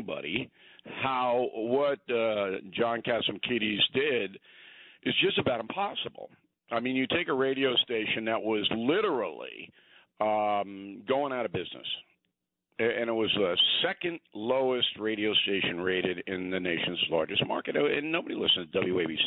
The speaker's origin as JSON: {"language": "English", "region": "New York", "country": "United States", "tie": "born or raised there", "said": "those of us who were born and raised in New York"}